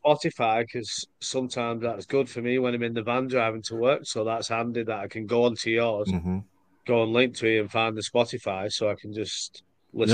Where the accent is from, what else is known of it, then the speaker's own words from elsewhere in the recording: United Kingdom; We're British.